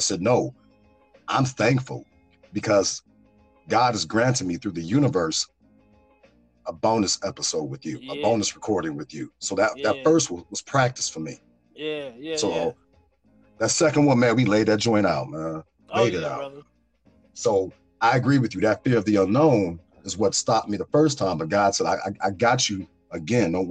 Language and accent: English; Chicago, Illinois, United States; I'm from the Chi